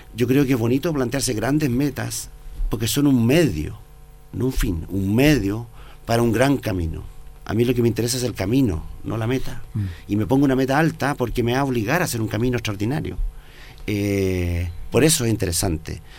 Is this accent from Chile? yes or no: yes; Chile; soy el primer chileno en la cumbre